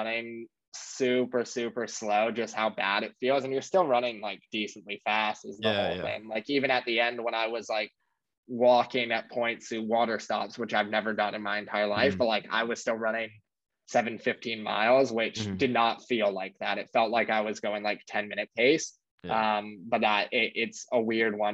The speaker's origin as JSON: {"language": "English", "town": "New York City", "region": "New York", "country": "United States", "tie": "born or raised there", "said": "Born and raised in New York. I grew up in Battery Park all the way downtown"}